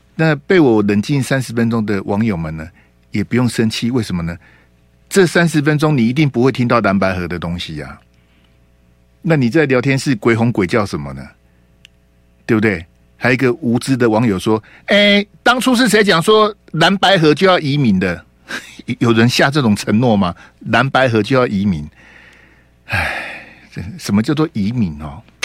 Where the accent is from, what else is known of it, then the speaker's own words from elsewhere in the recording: Hualien County, Taiwan; now in Taipei, Taiwan; 我们花莲，花中